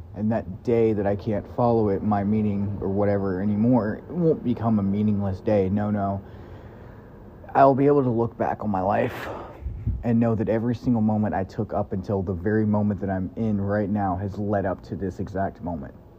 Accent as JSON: {"language": "English", "region": "Kentucky", "country": "United States", "tie": "born or raised there", "moved": "yes", "said": "I grew up in Kentucky"}